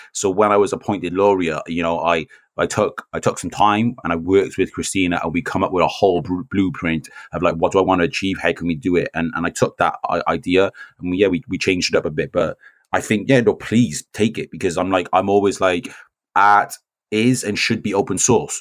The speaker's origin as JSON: {"language": "English", "town": "Newport", "region": "Wales", "country": "United Kingdom", "tie": "born or raised there", "said": "I'm half Welsh, I'm half Jamaican, but I, I grew up here. I've lived Newport all my life."}